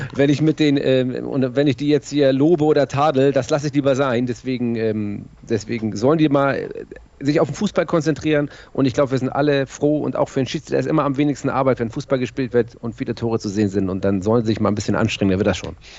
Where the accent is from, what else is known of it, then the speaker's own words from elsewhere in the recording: Hamburg, Germany; ich bin in Hamburg-Bergedorf geboren und äh, bin dann in Mümmelmannsberg aufgewachsen